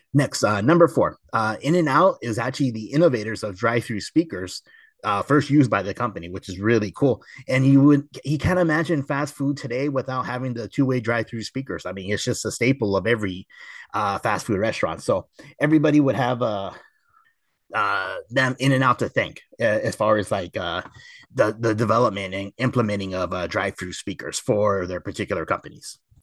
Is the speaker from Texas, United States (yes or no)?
no; Temple City, California, United States; the location I grew up going to in Temple City